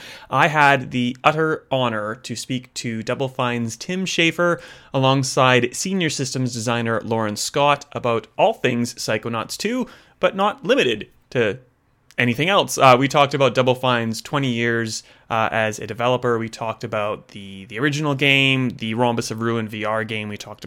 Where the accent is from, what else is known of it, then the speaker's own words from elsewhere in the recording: Canada; now in Australia; I am definitely in Australia. I'm a Canadian. I've been here for like 20 years, so I don't sound Canadian.